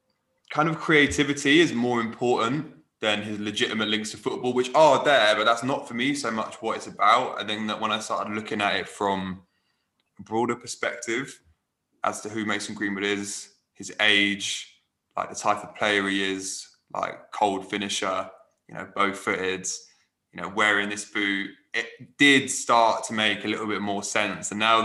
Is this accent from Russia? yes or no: no; Manchester, North West England, United Kingdom; As a baller, obviously, you know, born and raised in Manchester, who plays for Manchester United, I wasn't entirely sure how well it connected.